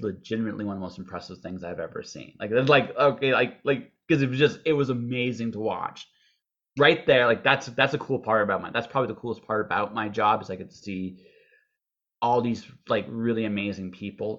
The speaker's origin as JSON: {"language": "English", "country": "Canada", "said": "we're Canadian"}